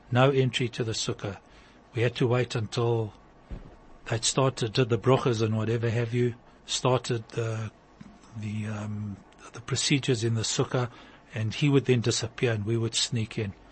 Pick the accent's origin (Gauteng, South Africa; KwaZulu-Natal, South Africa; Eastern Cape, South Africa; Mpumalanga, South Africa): Gauteng, South Africa; Yeoville; So we, as kids, when I grew up in Yeoville, um, came Sukkot